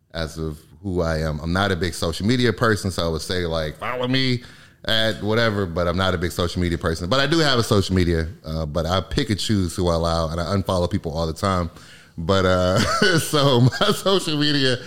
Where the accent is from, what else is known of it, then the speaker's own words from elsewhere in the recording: Michigan, United States; moved away; I'm from Michigan originally